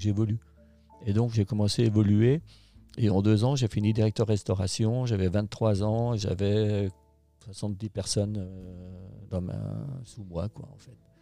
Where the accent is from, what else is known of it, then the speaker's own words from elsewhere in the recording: La Clusaz, Auvergne-Rhône-Alpes, France; also born or lived in Thonon-les-Bains; je suis né à la Clusa, en Haute-Savoie, donc. mon père était moniteur de ski, guide de montagne